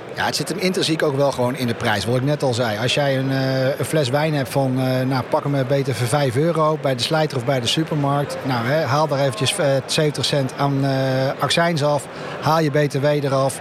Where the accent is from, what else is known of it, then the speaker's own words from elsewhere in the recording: Netherlands; We zijn toch Nederlander